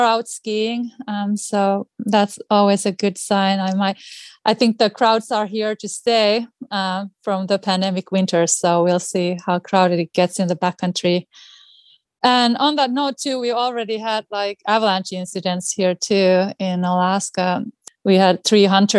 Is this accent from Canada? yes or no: no; Finland; English is a second language; moved away as an adult; also born or lived in Washington, United States / Colorado, United States; now in Anchorage, United States; I'm originally from Finland, as you can hear from my speech. It's not really a Boston accent. And obviously, I grew up on skis, on cross-country